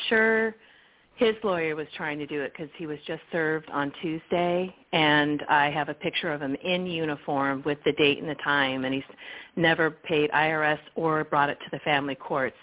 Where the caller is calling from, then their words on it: Salinas, California, United States; I'm calling from uh, Salinas, California